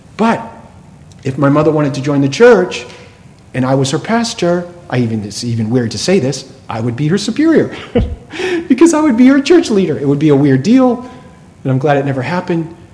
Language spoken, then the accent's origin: English; right outside of Boston, Massachusetts, United States; I grew up right outside of Boston.